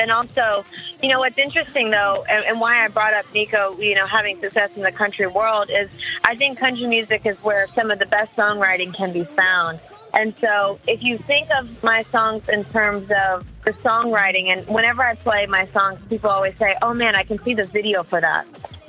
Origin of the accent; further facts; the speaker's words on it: the South, United States; You know, since I grew up in the South, the first few songs that I ever wrote when I was a kid were country-leaning